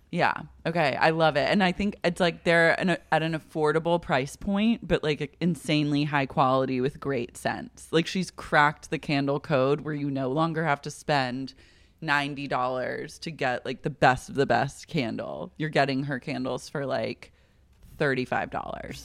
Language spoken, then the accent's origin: English; Oklahoma, United States; I'm from Oklahoma